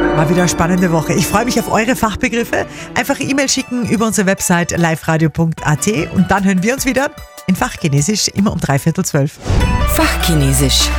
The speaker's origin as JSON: {"language": "German", "region": "Upper Austria", "country": "Austria", "said": "bei uns in Oberösterreich"}